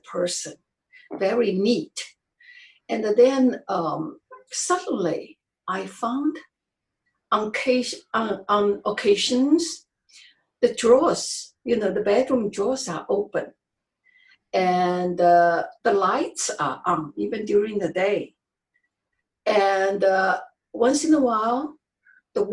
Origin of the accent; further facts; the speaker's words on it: China; English is a second language; moved away as an adult; I'm originally from China